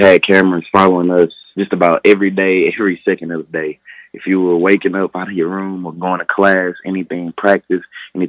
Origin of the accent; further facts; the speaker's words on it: Houston, Texas, United States; My hometown is down in Houston, Texas. And I grew up down on the south side of Houston, Texas.